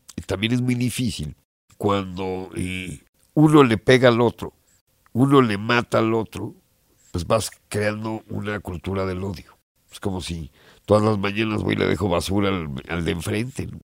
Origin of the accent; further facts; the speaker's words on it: Mexico; moved away as an adult; also born or lived in England; me fui de México, me fui a Inglaterra a estudiar producción musical